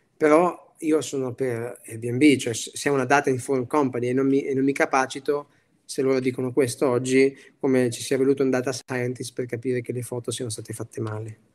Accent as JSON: {"language": "Italian", "area": "Piacenza", "region": "Emilia-Romagna", "country": "Italy", "also_born_or_lived": "Milan", "said": "da buon emiliano"}